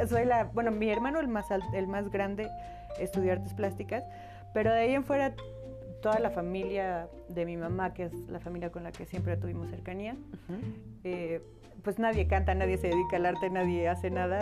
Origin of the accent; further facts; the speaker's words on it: Cholula, Puebla, Mexico; also born or lived in Aguascalientes; now in Puebla, Mexico; mis papás decidieron venir a Cholula, que fue donde crecí, donde, donde me formé